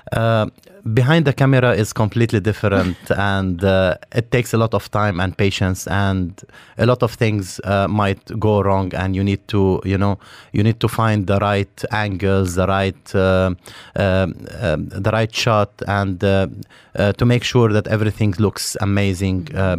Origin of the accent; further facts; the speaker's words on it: Beirut, Beirut Governorate, Lebanon; now in Dubai, United Arab Emirates; I'm from Lebanon, from Beirut. Um, I lived in an area called uh, Mazra. It's uh, it's in the middle of Beirut.